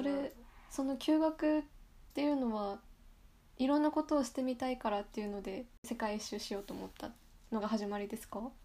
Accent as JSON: {"language": "Japanese", "region": "Yamagata", "country": "Japan", "tie": "born or raised there", "said": "私の出身地山形県の方言"}